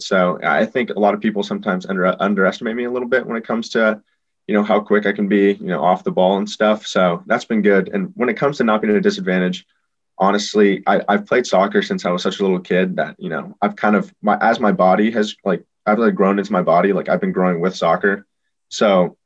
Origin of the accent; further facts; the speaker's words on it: Los Angeles, California, United States; moved away; I'm a kid from Los Angeles. So, you know, I grew up playing or watching Los Angeles Galaxy